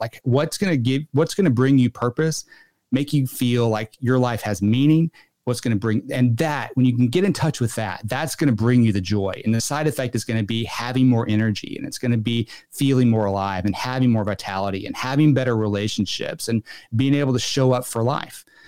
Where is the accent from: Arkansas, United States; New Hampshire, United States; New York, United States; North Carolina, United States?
Arkansas, United States; moved away; once I moved away from Arkansas